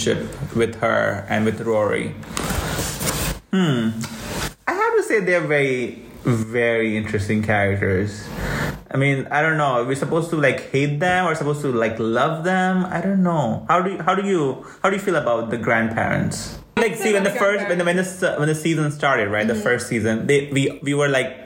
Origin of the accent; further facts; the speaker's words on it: India; we are Indian